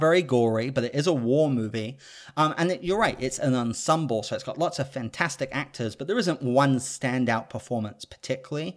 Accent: United Kingdom; I'm British

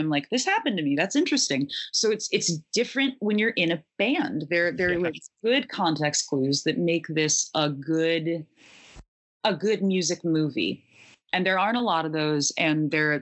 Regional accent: Syracuse, New York, United States; I'm from Syracuse, New York

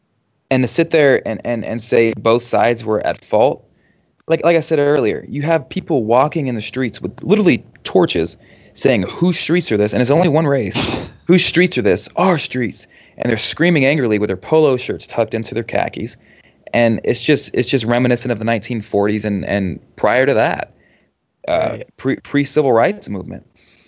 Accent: United States; also born or lived in overseas (birthplace); I'm proud to say I'm an American, although I was born overseas. I'm proud to be an American. I'm proud to be from this country. I'm proud to live in this country.

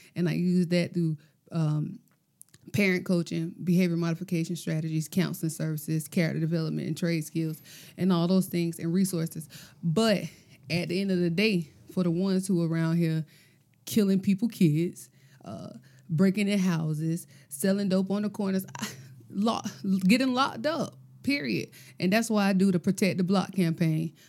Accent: Gloverville, United States; I'm from Gloverville

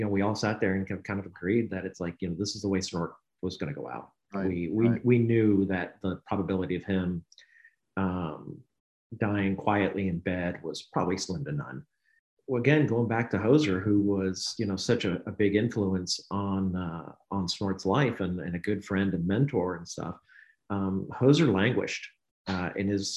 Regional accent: Knoxville, Tennessee, United States; I grew up in Knoxville, Tennessee

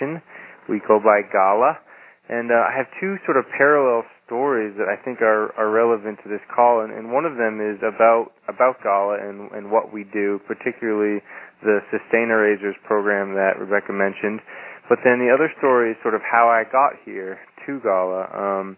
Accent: New Hampshire, United States; I decided that I really wanted to go back to my home state of New Hampshire, and particularly to where I had a lot of connections to people and also to the land in the Lakes region of New Hampshire

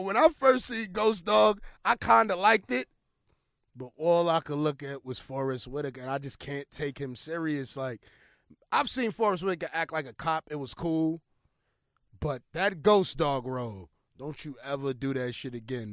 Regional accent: New York City, New York, United States; I'm from New York

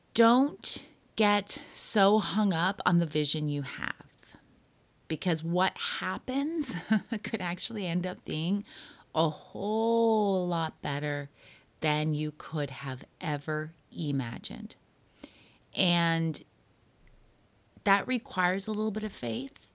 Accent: Toronto, Ontario, Canada; also born or lived in Hollywood; now in Los Angeles, United States; I grew up in Toronto

